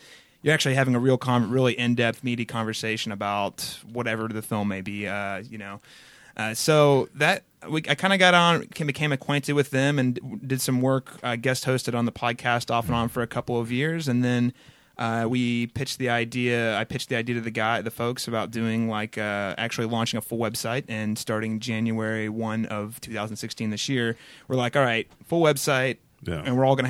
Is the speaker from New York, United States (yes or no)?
no; Connersville, Indiana, United States; But I spent my most formative years probably in a little town called Connersville, Indiana.